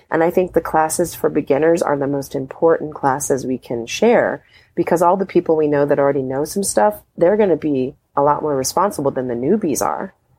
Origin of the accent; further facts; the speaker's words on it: Anchorage, Alaska, United States; I used to be really uptight and conservative growing up in Anchorage, Alaska